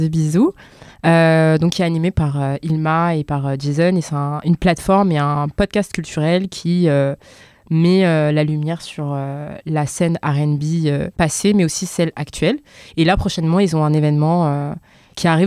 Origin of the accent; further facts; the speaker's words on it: France; je suis française, je suis née ici, j'ai grandi ici